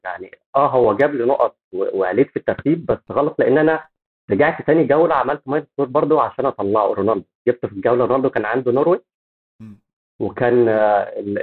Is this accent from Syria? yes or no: no; Egypt; احنا عندنا في مصر